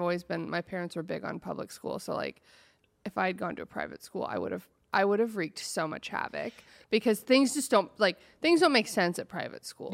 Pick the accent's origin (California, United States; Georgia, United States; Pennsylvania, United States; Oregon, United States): Oregon, United States; I'm from Oregon